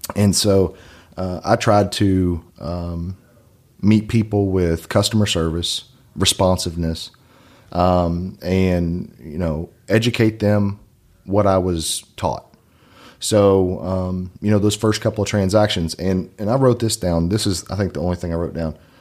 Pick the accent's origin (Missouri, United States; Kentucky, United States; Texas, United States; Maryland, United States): Kentucky, United States; Maysville; also born or lived in Oregon; now in Lexington, United States; I actually grew up in Washington Glen, which is closer to Maze Lick than, uh, downtown Maysville